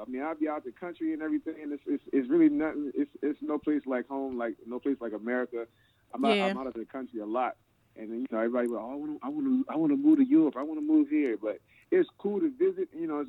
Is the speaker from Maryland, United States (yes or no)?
yes; Annapolis, Maryland, United States; I grew up in Annapolis, out there, just a little past Bowie. You know, we the capital of Maryland. You know, everybody thinks it's Baltimore, but it's Annapolis, you know what I'm saying? But yeah, grew up in Annapolis pretty much all my life.